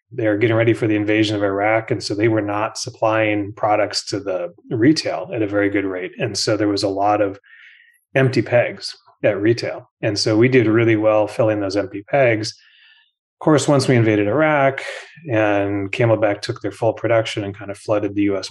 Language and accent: English; Minnesota, United States; moved away as an adult; also born or lived in New Jersey; growing up in Minnesota